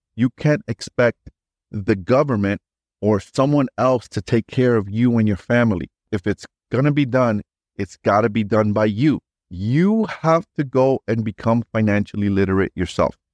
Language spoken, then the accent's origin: English; New York City, New York, United States; I grew up in New York City